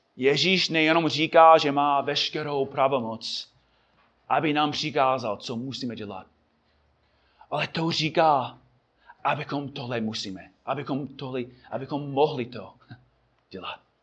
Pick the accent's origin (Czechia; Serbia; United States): United States; Czech is a second language; moved away; Já jako Američan